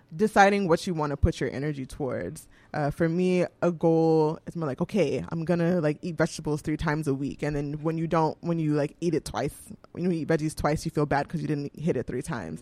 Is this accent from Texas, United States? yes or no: yes; Houston, Texas, United States; moved away as an adult; also born or lived in New York; now in Vermont, United States; I'm from Houston